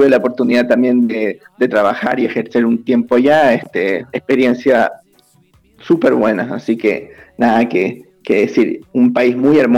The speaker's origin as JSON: {"language": "Spanish", "country": "Chile", "also_born_or_lived": "Ecuador", "said": "Este, aclarar un poquito, soy chileno, pero estudié en Ecuador."}